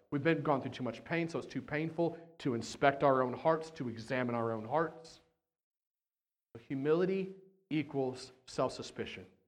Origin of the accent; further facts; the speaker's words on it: United States; we're American